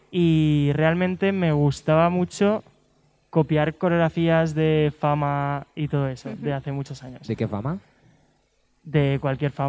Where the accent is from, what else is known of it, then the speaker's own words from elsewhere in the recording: Lleida, Catalonia, Spain; yo soy de Lleida, de una ciudad, bueno, está cerca de Barcelona.